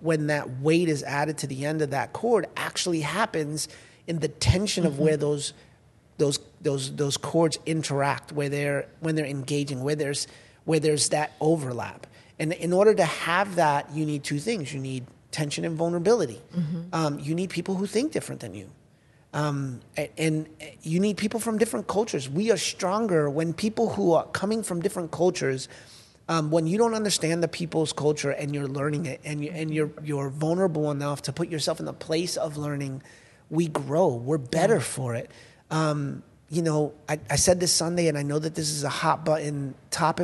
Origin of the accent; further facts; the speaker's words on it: United States; as much as I love being an American